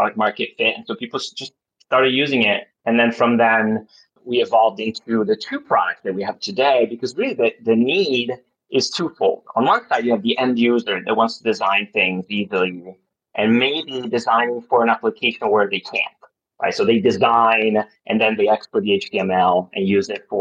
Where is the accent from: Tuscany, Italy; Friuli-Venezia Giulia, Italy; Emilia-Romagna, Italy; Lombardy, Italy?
Lombardy, Italy; Milan; also born or lived in Los Angeles, United States; I grew up in Italy, in Milan